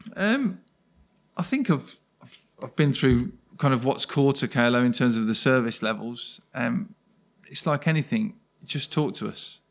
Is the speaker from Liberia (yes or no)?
no; Birmingham, West Midlands, United Kingdom; I'm born and bred in Birmingham, live not too far away now